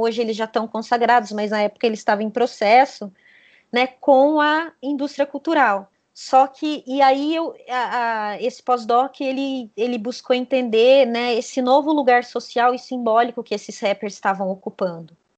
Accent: south of Minas Gerais, Brazil; na cidade onde eu cresci, né, uma cidade pequenininha, é, do sul de Minas Gerais

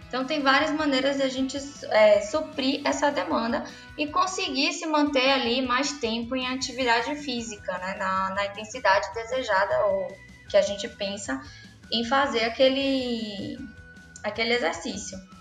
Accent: Salvador, Bahia, Brazil; Eu sou baiana

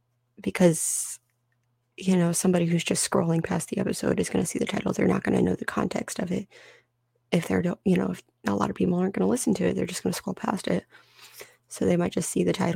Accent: United States; as an American citizen

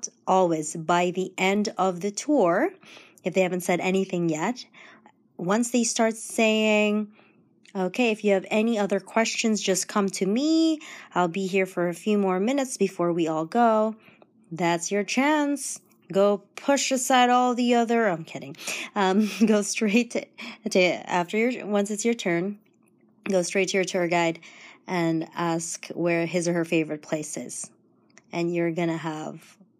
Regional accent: Toronto, Ontario, Canada; I'm from Toronto

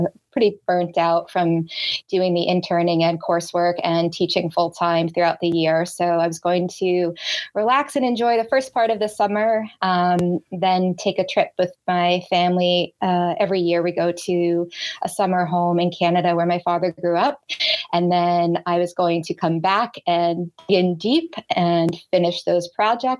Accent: Boston, Massachusetts, United States; I grew up in the Boston area.

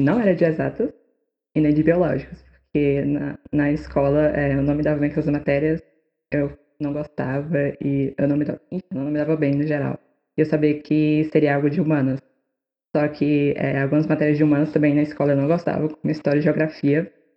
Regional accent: Barreiras, Bahia, Brazil; moved away as an adult; now in Rio de Janeiro, Brazil; Eu nasci e cresci na cidade chamada Barreiras, no interior do, do oeste da Bahia

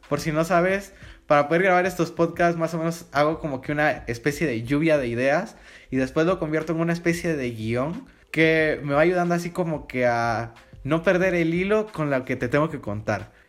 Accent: Guatemala; yo soy de Guatemala

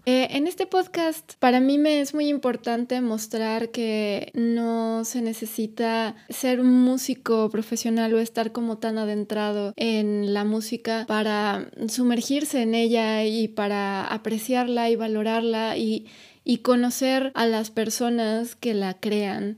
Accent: Atizapán de Zaragoza, State of Mexico, Mexico; Ciudad de México, de donde yo soy también

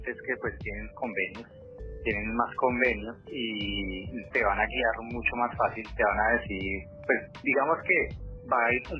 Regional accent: Colombia; now in Vancouver, Canada; como entre nosotros, como colombianos, como latinos

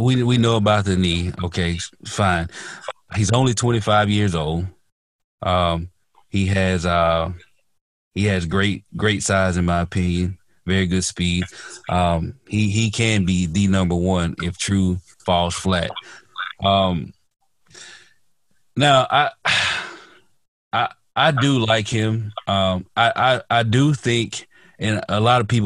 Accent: the South, United States; I'm from the South

